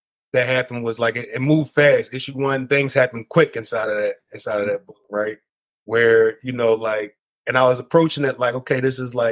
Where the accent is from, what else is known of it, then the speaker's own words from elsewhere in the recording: Philadelphia, Pennsylvania, United States; I'm from Philly